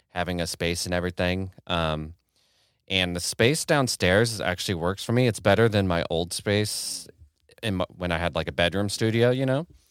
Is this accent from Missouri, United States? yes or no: yes; Kansas City, Missouri, United States; moved away as an adult; now in Detroit, United States; I'm from Kansas City, lived in Kansas City my whole